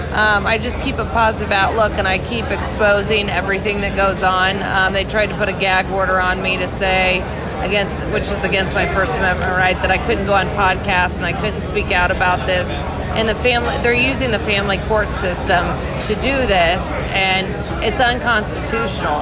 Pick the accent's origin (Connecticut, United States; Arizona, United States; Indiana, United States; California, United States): Indiana, United States; I'm from Indiana